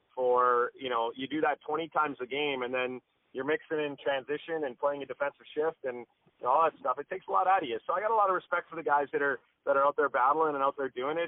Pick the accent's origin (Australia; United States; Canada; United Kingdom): Canada; Calgary, Alberta; we grew up in the Calgary Board of Education system